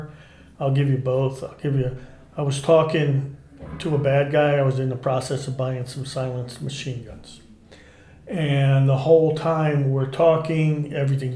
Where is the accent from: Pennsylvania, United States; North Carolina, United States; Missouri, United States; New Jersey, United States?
New Jersey, United States; Newark; I grew up in Newark, New Jersey, in the 60s